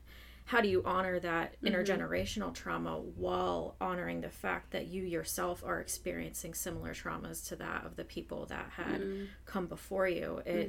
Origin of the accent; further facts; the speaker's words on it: Pottstown, Pennsylvania, United States; also born or lived in Phoenixville, Pennsylvania / Twin Valley, Pennsylvania; So I was born and raised in Pottstown, which is more urban, very diverse.